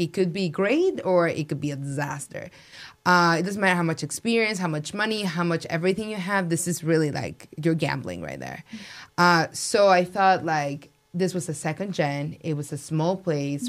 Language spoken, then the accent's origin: English; Mexico City, Mexico; now in Las Vegas, United States; I'm from Mexico City. My family in Mexico they own restaurants